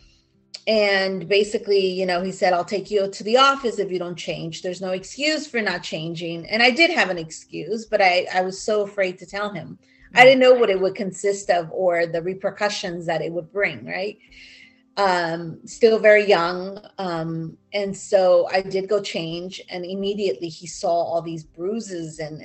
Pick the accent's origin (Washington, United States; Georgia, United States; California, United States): California, United States; Southern; also born or lived in Mexico City, Mexico / Cuernavaca, Morelos, Mexico; I grew up in California